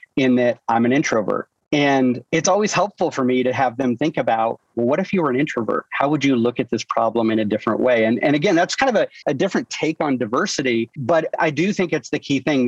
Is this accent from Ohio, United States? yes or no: no; Iowa, United States; moved away; born and raised in Iowa, and with a blue collar family